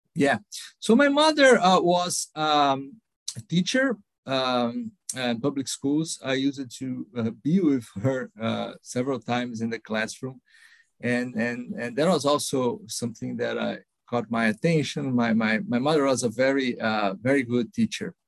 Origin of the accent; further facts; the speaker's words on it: São Paulo, Brazil; I, I grew up in São Paulo, uh, Brazil.